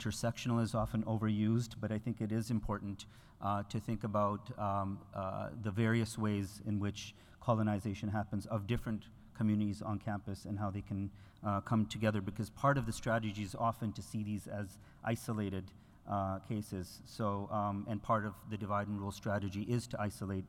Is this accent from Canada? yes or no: yes; Canada; I am, as a Canadian